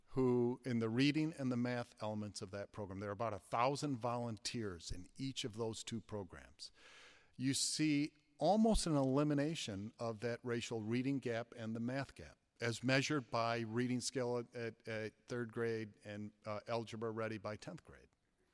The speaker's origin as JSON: {"language": "English", "town": "Flint", "region": "Michigan", "country": "United States", "tie": "born or raised there", "said": "Growing up in the Flint public school system, we got a tremendous education."}